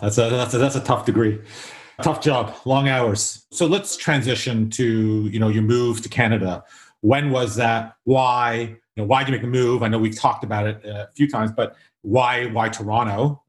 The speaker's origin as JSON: {"language": "English", "town": "Durban", "region": "KwaZulu-Natal", "country": "South Africa", "tie": "born there", "said": "Yeah, no, I was like you, born in Durban"}